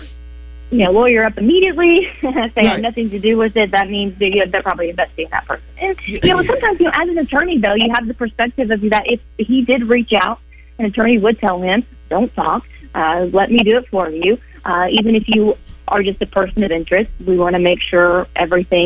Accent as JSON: {"language": "English", "region": "Arkansas", "country": "United States", "said": "I'm from Arkansas."}